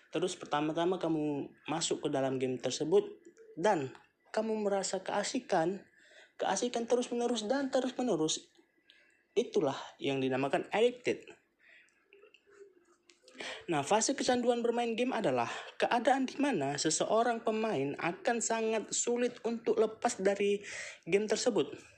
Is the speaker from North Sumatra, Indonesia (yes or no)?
yes; North Sumatra, Indonesia; Aku berumur 20 tahun lebih Dan aku berasal dari Sumatera Utara